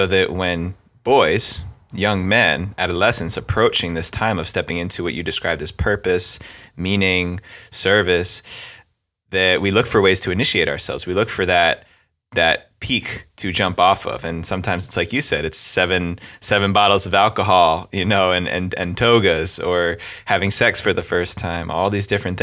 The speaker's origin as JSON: {"language": "English", "area": "Bergen County", "region": "New Jersey", "country": "United States", "said": "I'm from up in Bergen County, so right outside the New York City area"}